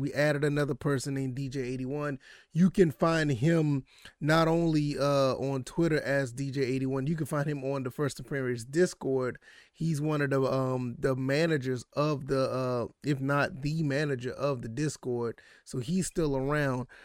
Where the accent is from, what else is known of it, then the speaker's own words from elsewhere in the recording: Savannah, Georgia, United States; moved away; I always go to Savannah to go see family 'cause I'm from Savannah, Georgia.